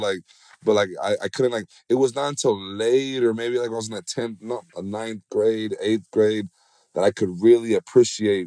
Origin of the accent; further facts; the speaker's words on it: United States; now in Puerto Rico; I was raised there